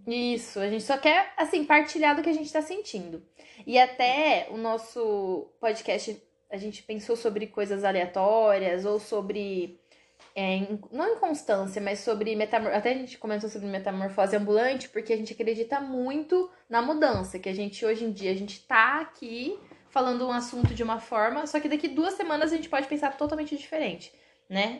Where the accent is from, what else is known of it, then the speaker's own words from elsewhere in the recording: Marialva, Paraná, Brazil; now in Maringá, Brazil; sou de Cambuí, uma cidade muito pequena, porém perfeita, que é onde meus pais moram hoje, que é um distrito de Marialva. E moro em Maringá